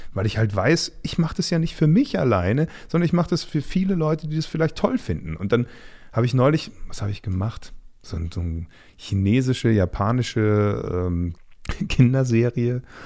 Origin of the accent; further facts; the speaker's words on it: Munich area, Bavaria, Germany; moved away as an adult; now in Berlin, Germany; da, wo ich herkomme